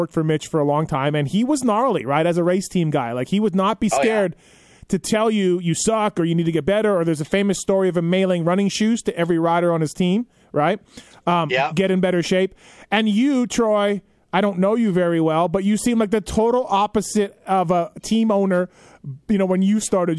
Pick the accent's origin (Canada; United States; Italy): Canada; I'm Canadian.